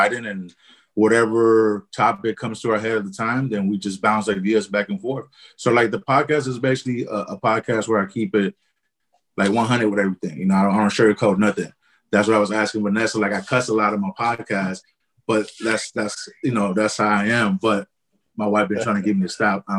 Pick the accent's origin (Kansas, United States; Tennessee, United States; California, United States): California, United States; Oakland; I'm from Oakland, California